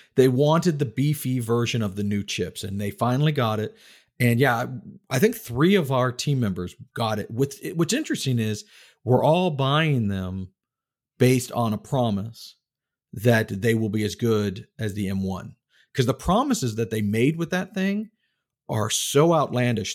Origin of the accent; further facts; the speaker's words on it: Texas, United States; also born or lived in Tallahassee, Florida; now in North Carolina, United States; I grew up in Texas